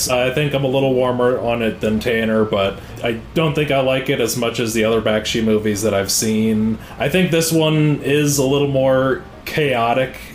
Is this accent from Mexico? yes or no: no; Italy; When I was a kid growing up in Italy.